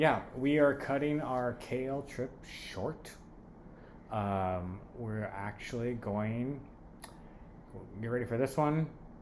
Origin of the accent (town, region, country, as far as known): Southern California, United States; born or raised there; moved away as an adult